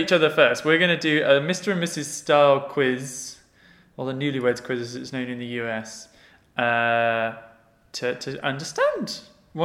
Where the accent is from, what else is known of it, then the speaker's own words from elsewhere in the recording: United Kingdom; I am the Brit.